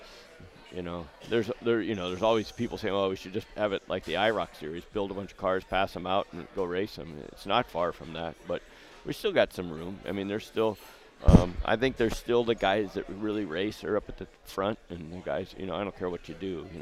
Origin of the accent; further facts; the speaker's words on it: Southern California, United States; growing up in Southern California